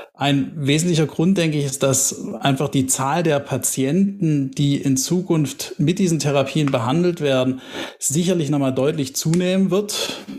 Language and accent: German; Tübingen, Baden-Württemberg, Germany; bin gebürtiger Tübinger, bin Schwabe